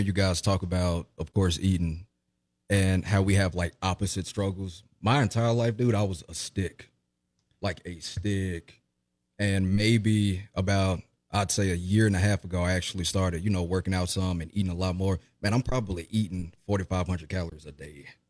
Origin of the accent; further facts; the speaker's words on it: Jackson, Mississippi, United States; I was, um, born and raised in Jackson, Mississippi